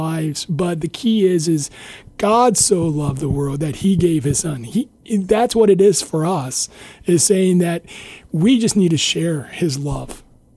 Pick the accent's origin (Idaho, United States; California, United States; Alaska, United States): Idaho, United States; moved away as an adult; also born or lived in Iowa / Ohio; now in Guam; So I grew up in Idaho, and then I went to went to undergrad in Iowa.